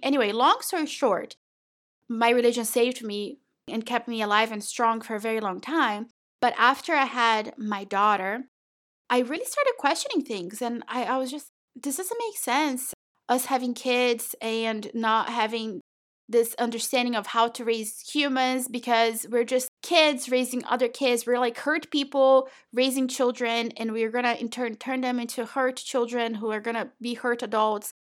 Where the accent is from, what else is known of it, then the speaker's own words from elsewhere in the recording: Brazil; moved away; I was born and raised in Brazil